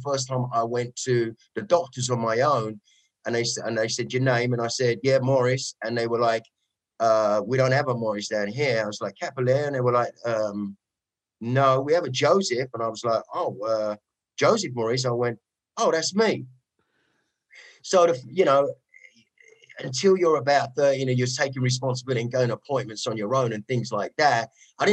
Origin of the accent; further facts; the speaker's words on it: London, United Kingdom; accent: Cockney; moved away as an adult; now in Los Angeles, United States; Suburb of East London, on the verge of borders of Dagenham, a place called Goodmayes, Ilford.